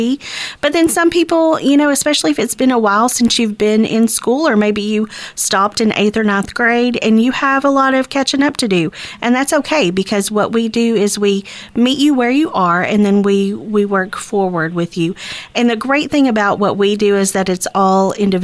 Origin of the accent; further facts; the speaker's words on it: Texarkana, United States; this is my hometown. I'm raising my kids here.